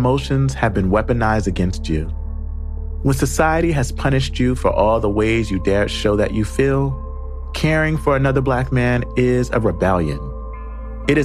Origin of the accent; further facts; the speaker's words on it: Camden, New Jersey, United States; I grew up in Camden, New Jersey. Shout out to home in the hood.